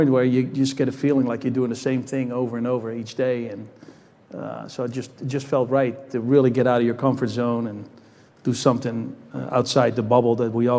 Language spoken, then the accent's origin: English; Netherlands; moved away as an adult; I grew up in the Netherlands, so I didn't come here until I was 19 years old.